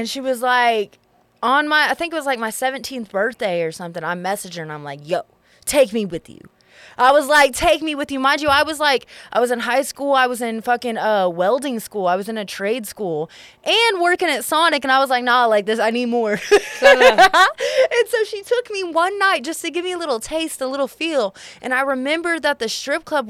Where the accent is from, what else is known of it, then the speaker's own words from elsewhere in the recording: Houston, Texas, United States; moved away; also born or lived in Oklahoma City; I'm from Houston.